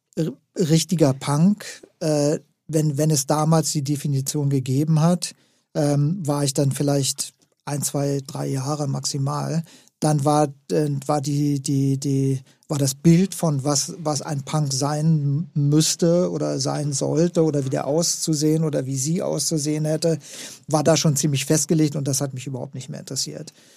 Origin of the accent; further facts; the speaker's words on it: West Germany, Germany; als, als Westdeutscher